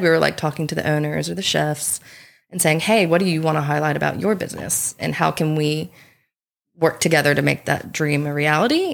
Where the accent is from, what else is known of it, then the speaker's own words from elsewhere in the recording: South Carolina, United States; moved away as an adult; now in Coffs Coast, Australia; I'm originally from South Carolina, and I moved to the Coffs Coast around five or six years ago.